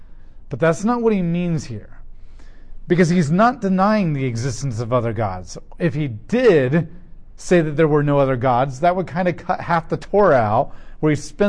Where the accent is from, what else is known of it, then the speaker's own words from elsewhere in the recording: United States; as an American